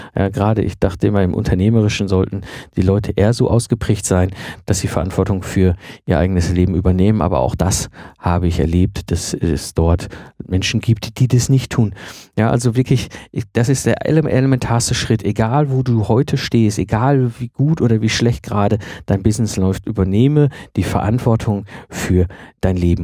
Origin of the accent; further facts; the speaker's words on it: Germany; für uns als Deutsche